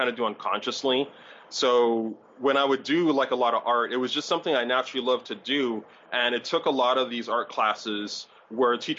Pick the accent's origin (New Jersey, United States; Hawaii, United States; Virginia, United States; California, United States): Hawaii, United States; I grew up in Hawaii